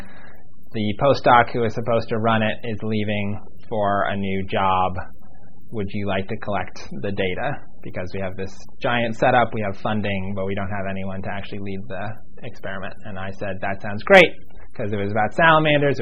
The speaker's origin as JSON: {"language": "English", "town": "Pittsburgh", "region": "Pennsylvania", "country": "United States", "tie": "born or raised there", "moved": "yes", "lives_now": "Miami, United States", "said": "I was born in Pittsburgh, Pennsylvania"}